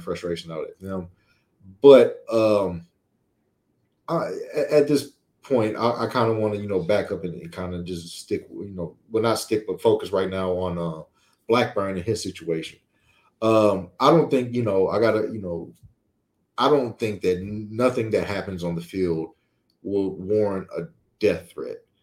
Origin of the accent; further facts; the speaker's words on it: Louisiana, United States; we grew up in Louisiana